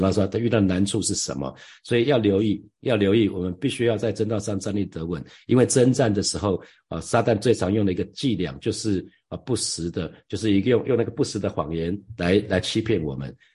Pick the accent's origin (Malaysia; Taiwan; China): Taiwan; 我从台湾来